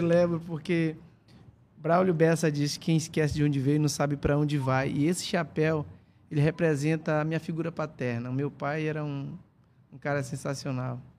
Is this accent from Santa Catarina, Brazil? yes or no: no; Coari, Amazonas, Brazil; moved away as an adult; also born or lived in Juazinho; Eu sou do Rio Copiá, sou minha comunidade fica em Extrema, em Baranã, em Coari